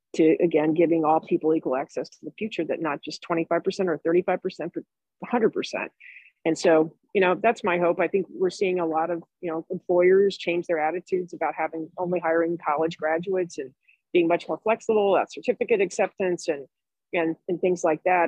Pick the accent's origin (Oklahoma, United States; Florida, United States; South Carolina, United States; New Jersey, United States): Florida, United States; Jacksonville; moved away; also born or lived in Chicago; I'm from Jacksonville, Florida